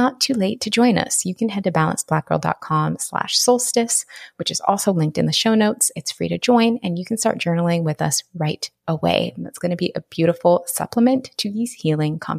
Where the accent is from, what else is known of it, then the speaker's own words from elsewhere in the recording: Pacific Northwest, United States; I'm from the Pacific Northwest